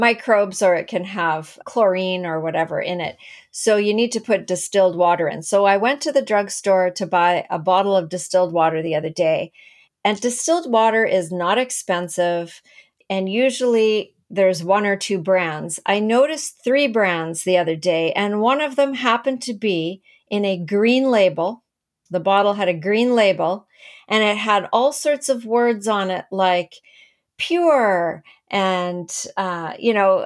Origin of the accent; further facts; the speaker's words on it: Canada; also born or lived in Langley, British Columbia; I'm from Canada.